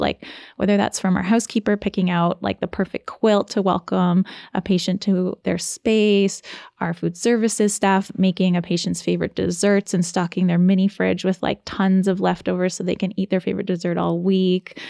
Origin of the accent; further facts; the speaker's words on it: Ontario, Canada; now in Nova Scotia, Canada; I'm originally from Ontario. And so moving to Nova Scotia